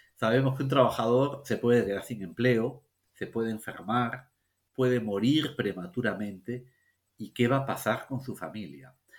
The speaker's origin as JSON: {"language": "Spanish", "country": "Peru", "said": "los peruanos"}